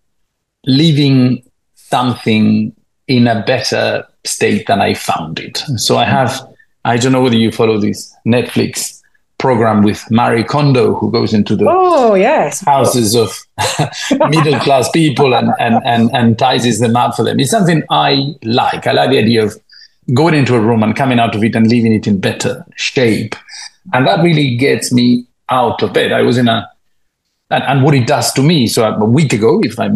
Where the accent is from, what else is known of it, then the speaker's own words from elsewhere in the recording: Spain; moved away as an adult; also born or lived in United Kingdom; I was born in Spain, 44 years ago